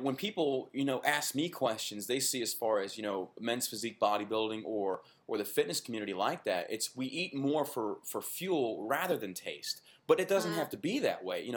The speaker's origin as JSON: {"language": "English", "region": "Texas", "country": "United States", "tie": "born or raised there", "said": "being born and raised in Texas, we were raised on what they call Tex-Mex"}